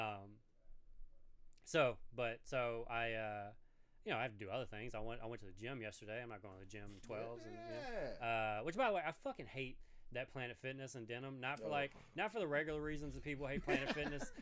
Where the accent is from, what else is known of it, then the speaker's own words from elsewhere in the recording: Denham Springs, Louisiana, United States; moved away; I'm from Denham Springs.